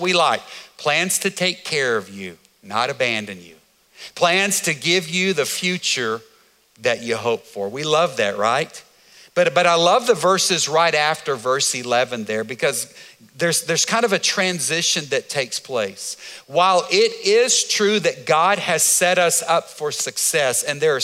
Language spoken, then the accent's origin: English; United States; as an American